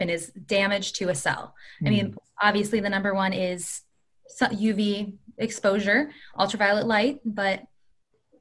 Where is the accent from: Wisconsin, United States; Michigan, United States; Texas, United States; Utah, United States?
Michigan, United States; moved away as an adult; now in Long Beach, United States; I'm from Michigan too